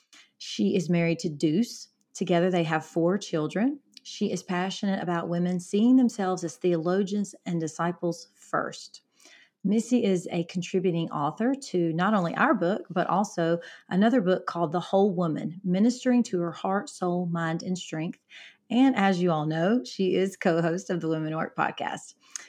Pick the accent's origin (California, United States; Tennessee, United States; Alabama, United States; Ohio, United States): Alabama, United States; even though you're from Philadelphia, I'm from Alabama, different communities, different life experiences.